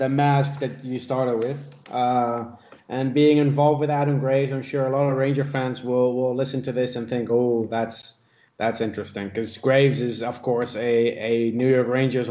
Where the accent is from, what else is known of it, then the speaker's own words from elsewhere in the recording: Netherlands; moved away; I grew up in the Netherlands. We played soccer as kids every afternoon after school.